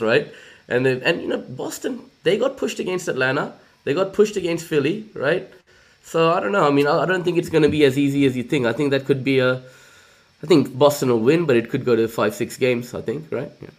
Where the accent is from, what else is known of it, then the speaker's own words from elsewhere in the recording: India; now in Australia; I'm from India originally